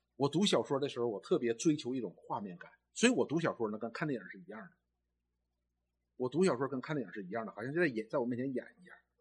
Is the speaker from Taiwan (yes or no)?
no; China; 我们中国人